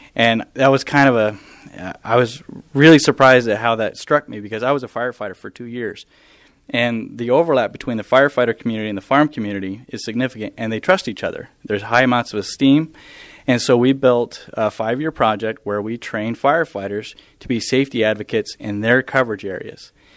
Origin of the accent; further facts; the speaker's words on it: southeast Idaho, United States; moved away as an adult; also born or lived in Montana / Texas; I grew up on a on a farm and ranch in southeast Idaho